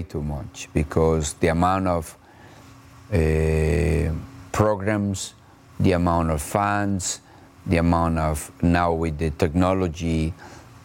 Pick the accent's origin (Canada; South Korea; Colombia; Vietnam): Colombia; moved away as an adult; also born or lived in Brazil / England / Mexico / United States; I was basically very fortunate to be the first Colombian coach ever in Brazil